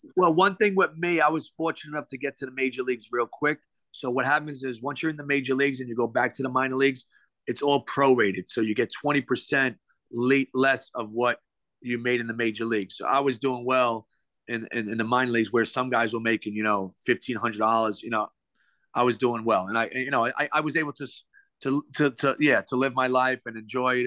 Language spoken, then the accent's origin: English; New York City, New York, United States; moved away; born and raised in Brooklyn, uh, New York.